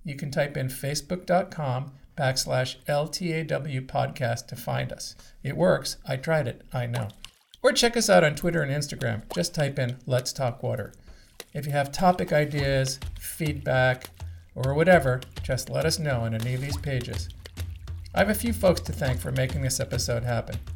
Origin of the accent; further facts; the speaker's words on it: Canada; we're Canadian